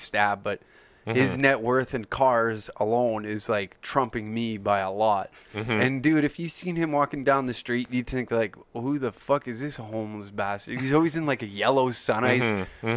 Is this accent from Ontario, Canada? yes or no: no; Taber, Alberta, Canada; moved away; my hometown like in Tabor